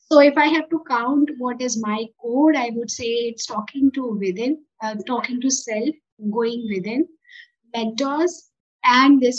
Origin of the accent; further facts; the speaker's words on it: Uttar Pradesh, India; I come from Eastern UP.